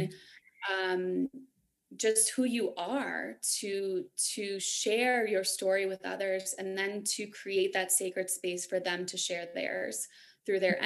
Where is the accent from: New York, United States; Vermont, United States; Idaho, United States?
New York, United States; moved away as an adult; also born or lived in San Francisco / Denver area, Colorado; now in Denver, United States; I grew up in New York. So I was a city girl